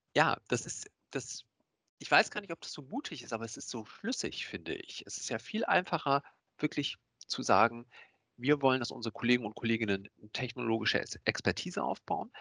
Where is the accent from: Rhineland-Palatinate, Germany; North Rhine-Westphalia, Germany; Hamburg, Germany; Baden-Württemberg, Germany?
Hamburg, Germany; ich komme aus Hamburg, bin 43 Jahre